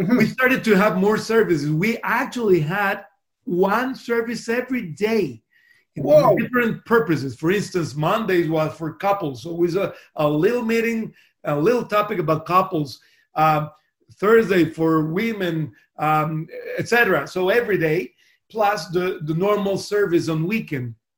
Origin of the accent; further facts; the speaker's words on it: Costa Rica; first language Spanish; English is a second language; moved away as an adult; also born or lived in Miami; now in Sydney, Australia; I was born in a little country there in Central America called Costa Rica. Uh, that's the reason my first language is Spanish.